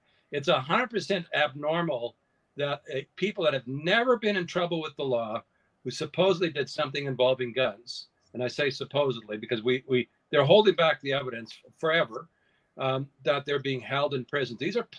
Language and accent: English; Canada; you need to understand, as a Canadian